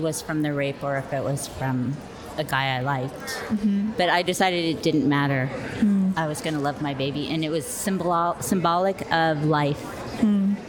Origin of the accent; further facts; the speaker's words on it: California, United States; moved away as an adult; also born or lived in Navajo Reservation; now in Las Cruces, United States; I grew up in California, and I've been a nurse there for 30 years, and then I became a midwife and moved to the Navajo Reservation